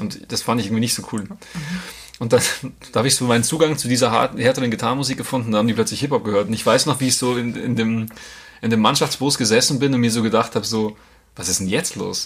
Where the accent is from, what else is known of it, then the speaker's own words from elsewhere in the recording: Grassau, Bavaria, Germany; moved away as an adult; now in Munich, Germany; Grasau, es ist eh cool, wo ich herkomme